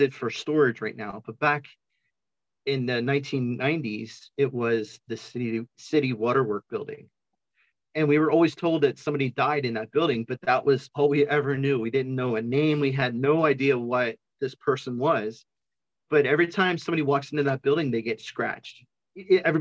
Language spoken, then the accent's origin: English; Pennsylvania, United States; now in Kansas, United States; I'm originally from Pennsylvania.